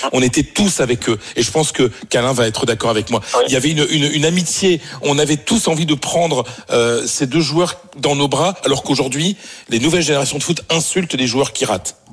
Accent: Pas-de-Calais, Hauts-de-France, France; now in Paris, France; j'habite à Paris, mais je suis du Pas-de-Calais

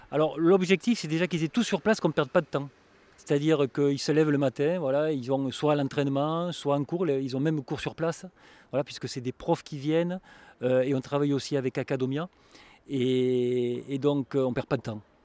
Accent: southern France, France; Je suis un sudiste

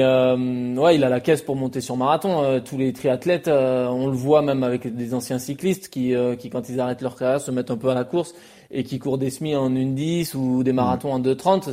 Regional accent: France; en tant que Français

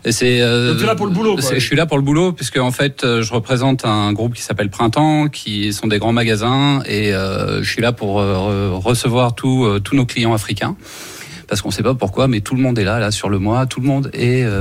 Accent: Paris, Île-de-France, France; Moi, je suis parisien à la base

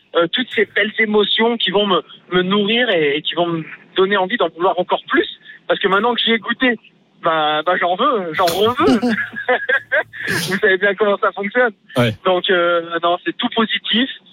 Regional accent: Nice, Provence-Alpes-Côte d'Azur, France; je suis un niçois, donc pas du tout issu du ski à base, vraiment de la mer et de la ville

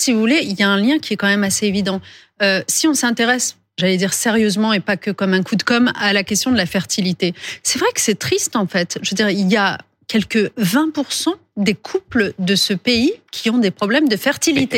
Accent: France; chez nous, en France

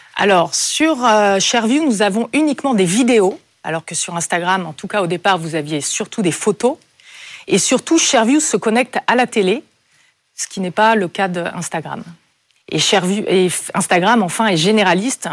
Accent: Brittany, France; moved away as an adult; je suis née en Bretagne, au bord de la mer

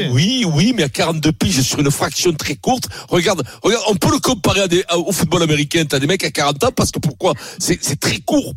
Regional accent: Italy; moved away; je suis italien

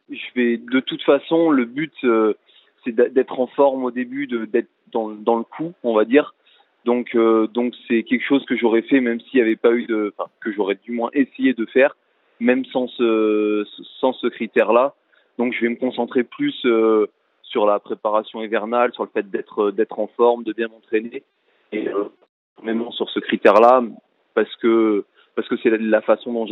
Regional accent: France; peu importe le critère que qu'on faisait en tant que Français

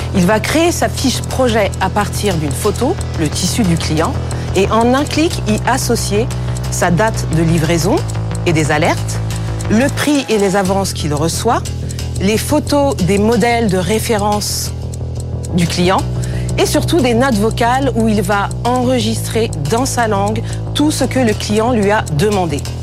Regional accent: Cameroon; au Cameroun, mon pays d'origine

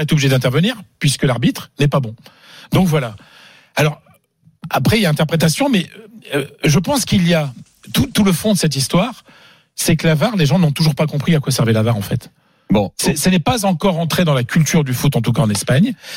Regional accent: France; je suis français

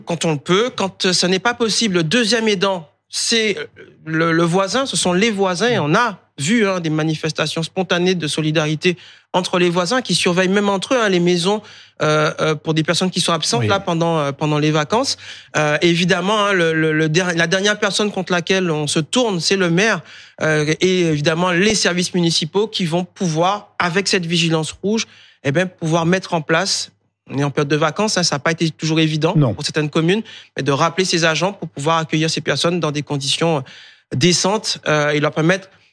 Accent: Guadeloupe, France; moved away; je suis né en Guadeloupe. J'aurais voulu rester chez moi. Euh, j'étais victime d'un ouragan enfant

